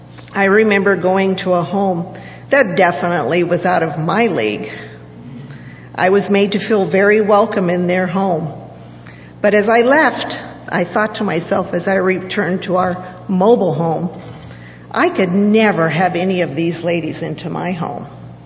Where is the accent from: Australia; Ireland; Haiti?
Haiti; Growing up in Haiti, we had various church groups that came from the United States to visit or work. I grew up tagging along and became a translator, as speaking Creole was my second language.